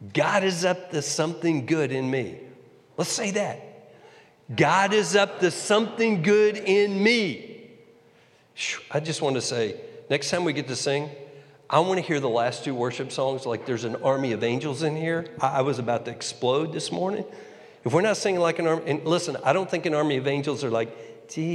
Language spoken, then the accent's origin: English; Texas, United States; moved away as an adult; also born or lived in New York; I was from Texas.